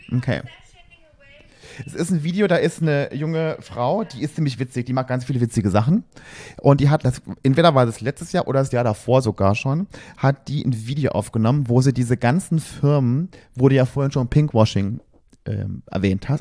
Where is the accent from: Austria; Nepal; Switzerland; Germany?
Germany; Berlin; wir kommen aus Berlin